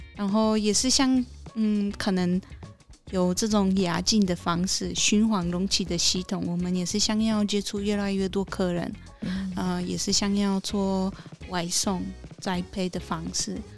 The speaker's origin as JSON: {"language": "Chinese", "country": "Poland", "also_born_or_lived": "Tainan, Taiwan", "second_language": "Chinese", "moved": "as an adult", "lives_now": "Taichung, Taiwan", "said": "我是来自波兰的…，嗯，是商梦三行的老板娘。嗯哼。呃，在台，台湾已经六年了"}